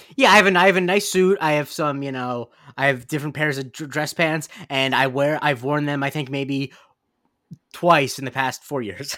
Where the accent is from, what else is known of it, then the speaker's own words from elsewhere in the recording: West Coast of Florida, United States; I am from Florida